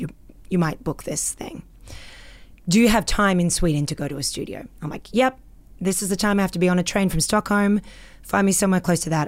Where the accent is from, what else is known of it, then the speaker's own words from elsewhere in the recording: Australia; accent: Australian; moved away as an adult; now in Canada; I'm Australian